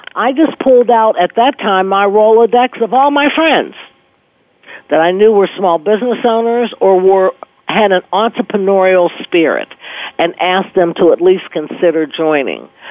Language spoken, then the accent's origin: English; Pittsburgh, Pennsylvania, United States; moved away as an adult; also born or lived in New England / New York; I was born and raised in Pittsburgh, moved away, was gone, lived in New England, New York for 10 years, and moved back